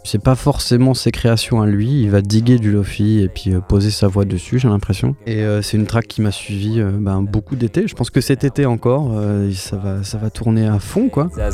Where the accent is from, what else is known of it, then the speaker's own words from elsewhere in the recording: Bourgogne-Franche-Comté, France; moved away as an adult; also born or lived in Dijon / Bordeaux; j'ai grandi en Franche-Comté